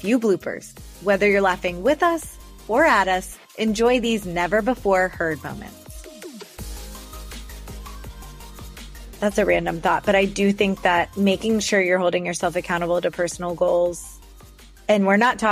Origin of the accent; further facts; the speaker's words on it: Florida, United States; I am from Florida